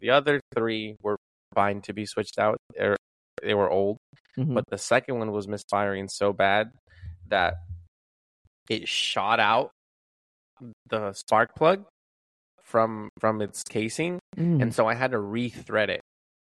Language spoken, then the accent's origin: English; California, United States; born there; I was born in California, but.